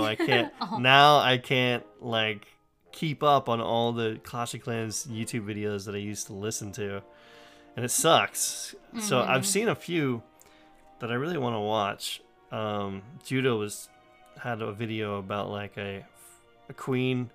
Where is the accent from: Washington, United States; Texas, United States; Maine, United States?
Maine, United States; also born or lived in New Hampshire; Because I was raised in Maine.